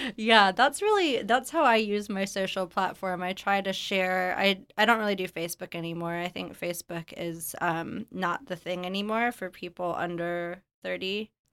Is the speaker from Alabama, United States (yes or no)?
yes; Alabama, United States; moved away as an adult; also born or lived in New Orleans / Los Angeles; I moved back to Alabama, my hometown, after living, you know, all over New Orleans, Los Angeles, abroad